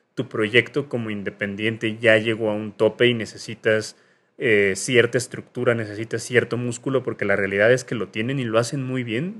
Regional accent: Mexico City, Mexico; yo soy de Lindavista

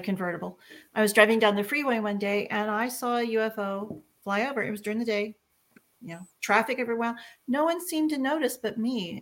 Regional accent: Texas, United States; I'm from Texas

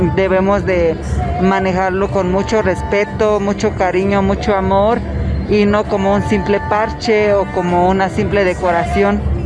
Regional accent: an Indigenous village community, apparently in Oaxaca, Mexico; terminé la secundaria en mi pueblo y de ahí me fui a la ciudad de Oaxaca a estudiar la, la preparatoria

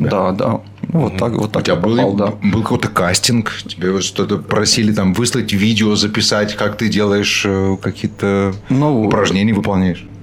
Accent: Dnipro, Dnipropetrovsk Oblast, Ukraine; moved away as an adult; now in Qatar; я родом из Днепропетровска.

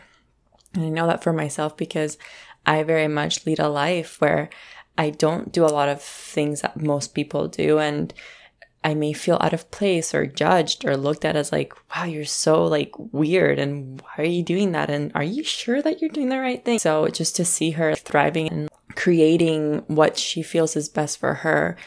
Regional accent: Colombia; we're both originally from Colombia

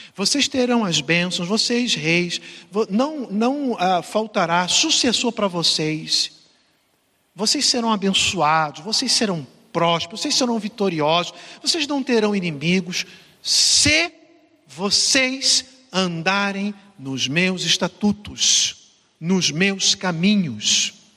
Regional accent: Brazil; now in São Paulo, Brazil; lá no meu estado, né? é onde, onde eu nasci, fui criado

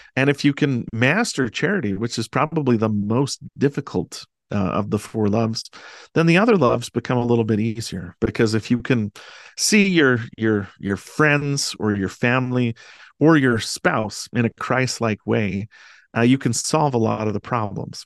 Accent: Delta, Utah, United States; I grew up in Delta, Utah, um, this little town Uh, in central Utah

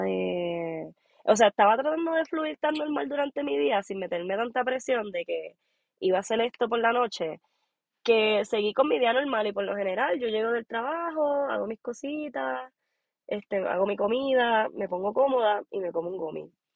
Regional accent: Puerto Rico; moved away as an adult; now in Aspen, United States; Soy boricua de Puerto Rico. este, o sea, nací y criada en Puerto Rico

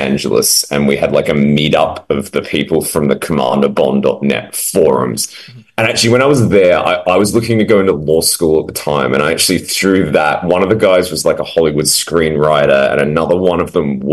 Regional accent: Adelaide, South Australia, Australia; moved away; I'm actually back in my hometown here of Adelaide at the moment.

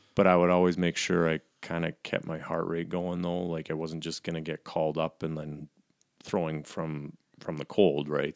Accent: Calgary, Alberta, Canada; I grew up here in Calgary

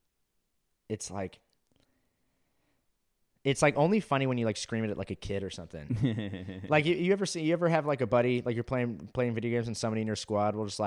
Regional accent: Orange County, California, United States; I grew up in Orange County, California

